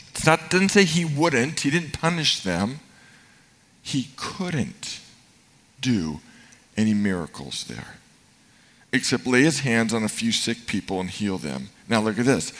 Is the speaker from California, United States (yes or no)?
yes; Marin, California, United States; I grew up in Marin, but my dad's company was in Oakland